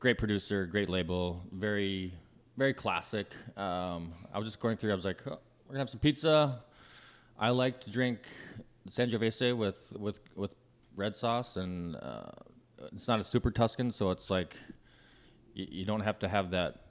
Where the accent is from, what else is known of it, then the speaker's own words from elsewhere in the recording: Minnesota, United States; now in Los Angeles, United States; I grew up in Minnesota and kind of rural country.